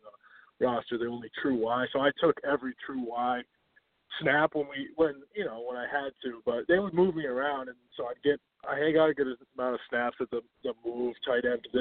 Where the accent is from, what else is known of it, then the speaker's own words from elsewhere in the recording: Reading, Massachusetts, United States; I'm from Reading, Massachusetts